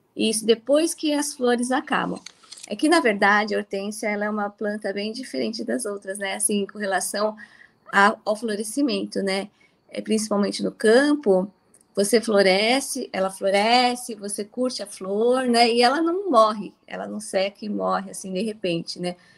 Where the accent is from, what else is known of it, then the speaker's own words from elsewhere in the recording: São Paulo, Brazil; also born or lived in Mirandópolis; aos dois anos de idade eu saí de Mirandópolis, meus pais vieram para São Paulo, né? Eles produziam no interior é, e, e em São Paulo eu cresci